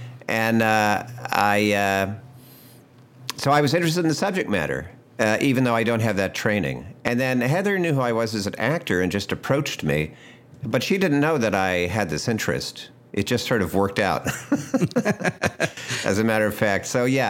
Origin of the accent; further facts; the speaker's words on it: New Jersey, United States; moved away as an adult; also born or lived in New York; I grew up in New Jersey.